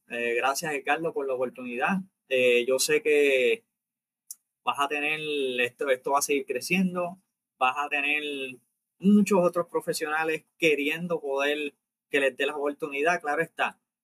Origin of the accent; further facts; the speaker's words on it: Puerto Rico; nosotros somos puertorriqueños, nacidos en Puerto Rico, criados en Puerto Rico.